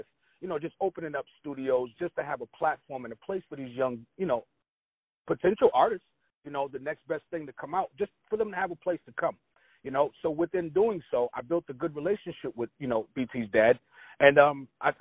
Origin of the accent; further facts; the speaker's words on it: Boston, Massachusetts, United States; Originally, I'm born and bred right here in the state of Massachusetts, right here in Boston, Mass.